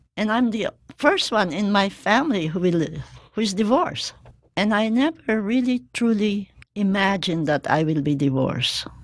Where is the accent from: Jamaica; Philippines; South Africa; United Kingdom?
Philippines; moved away as an adult; now in Hawaii, United States; I grew up in the Philippines and came here as an East West Center grantee